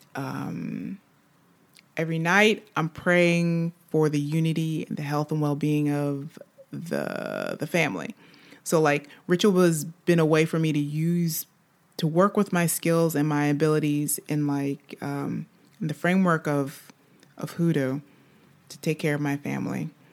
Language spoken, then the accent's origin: English; United States; moved away as an adult; now in France; I'm an American living in, in, in France